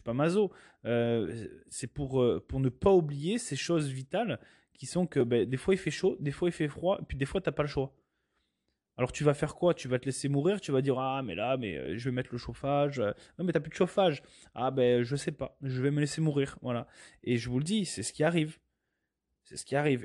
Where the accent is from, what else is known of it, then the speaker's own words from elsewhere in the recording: France; moi je suis européen, je viens de France